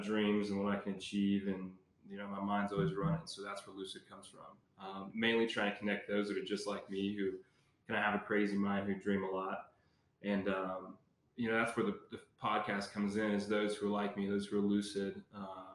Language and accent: English; Lamar, Colorado, United States; Born and raised in Lamar, Colorado